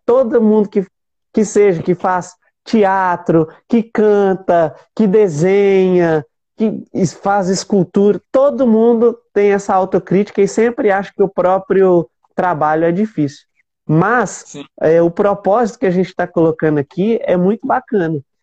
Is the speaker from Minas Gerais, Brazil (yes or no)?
yes; Minas Gerais, Brazil; eu sou mineiro